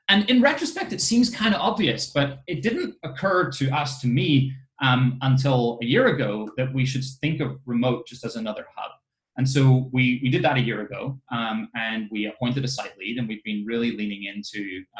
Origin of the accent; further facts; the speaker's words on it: Ireland; I grew up in Ireland